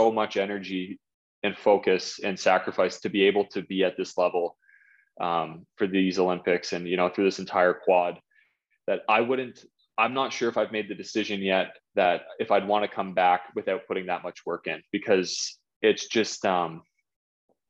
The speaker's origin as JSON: {"language": "English", "town": "Whitby", "region": "Ontario", "country": "Canada", "tie": "born or raised there", "said": "my hometown of Whitby"}